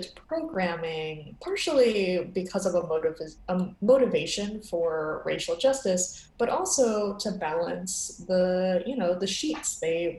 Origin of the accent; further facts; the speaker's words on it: New York City, New York, United States; I'm from New York City